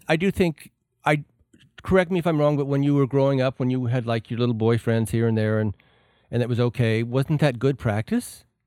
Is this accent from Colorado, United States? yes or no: yes; Alamosa, Colorado, United States; moved away; growing up in Alamosa